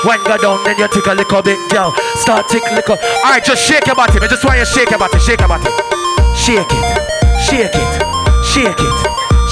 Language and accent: English; Jamaica; I'm a Jamaican